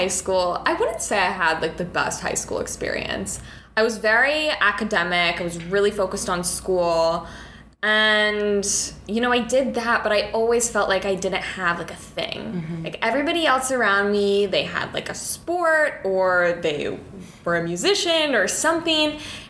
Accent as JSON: {"language": "English", "town": "Orlando", "region": "Florida", "country": "United States", "lives_now": "New York, United States", "said": "I'm from Orlando, Florida."}